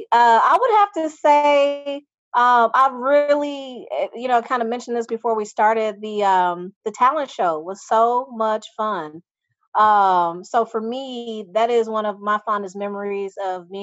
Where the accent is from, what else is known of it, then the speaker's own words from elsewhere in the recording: Muskegon, Michigan, United States; now in Austin, United States; my hometown is Muskegon, Michigan